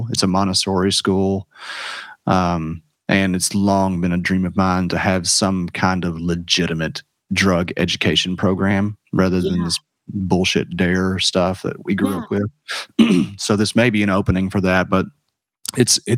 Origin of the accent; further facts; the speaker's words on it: Washington County, Kentucky, United States; also born or lived in Jamaica; I growing up in Washington County and all out there around Maker's Mark distilleries